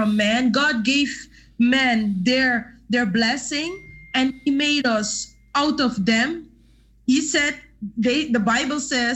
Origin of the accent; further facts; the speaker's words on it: Suriname; now in Netherlands; where I come from in Suriname, because I was born in Suriname. I'm living now in the Netherlands